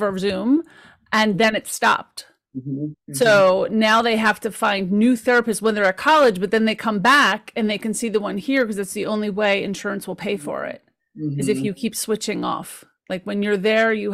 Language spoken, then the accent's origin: English; Caldwell, New Jersey, United States; I grew up in the Caldwells.